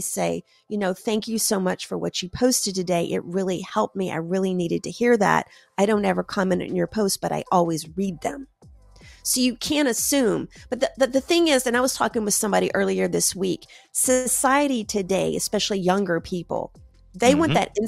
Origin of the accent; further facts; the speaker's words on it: the South, United States; because I'm from the South, a watched pot never boils.